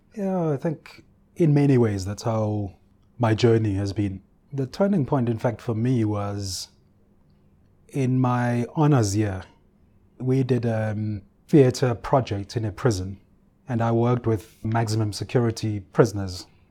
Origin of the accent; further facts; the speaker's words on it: Ulundi, KwaZulu-Natal, South Africa; I grew up in Ulundi, the capital of the Bandar Stat